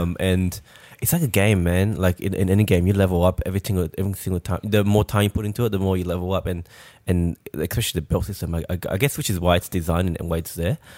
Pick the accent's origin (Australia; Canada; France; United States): France; moved away; we're from France